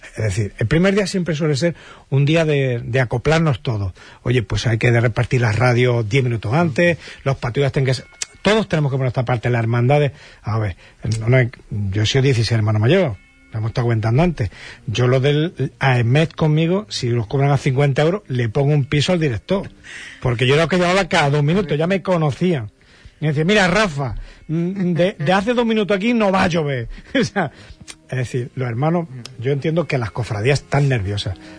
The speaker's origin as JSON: {"language": "Spanish", "town": "Jaén", "region": "Andalusia", "country": "Spain", "moved": "yes", "lives_now": "Huelva, Spain", "said": "yo soy de Jaén"}